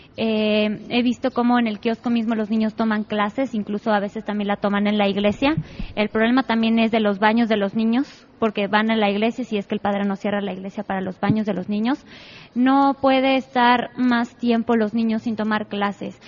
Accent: San Bartolo Ameyalco, Mexico City, Mexico; yo crecí en San Bartolomé meyalco

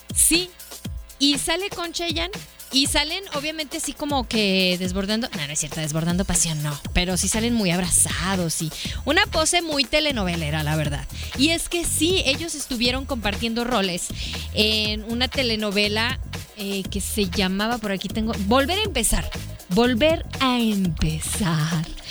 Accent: Hermosillo, Sonora, Mexico; paisano igual que yo

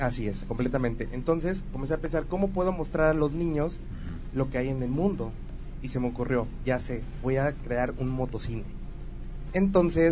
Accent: Tabasco, Mexico; also born or lived in Veracruz; Nací en Tabasco y viví en Veracruz también

